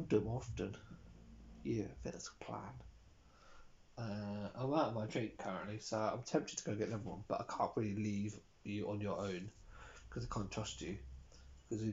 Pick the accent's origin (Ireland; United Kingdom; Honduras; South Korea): United Kingdom; England; now in Denmark; I grew up as an English person